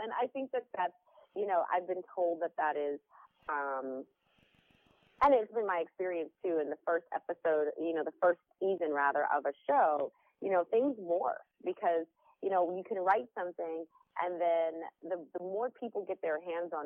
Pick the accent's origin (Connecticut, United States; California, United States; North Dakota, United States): Connecticut, United States; Stamford; moved away as an adult; I was living in Connecticut, Stanford, Connecticut. So I went to high school, West Hill High School